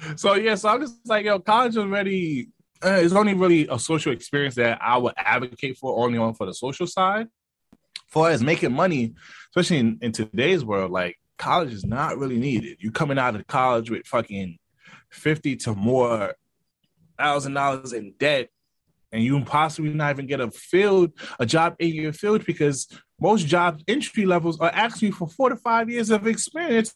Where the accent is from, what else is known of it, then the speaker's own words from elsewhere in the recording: New York City, New York, United States; I'm from Brooklyn. I rep Brooklyn hard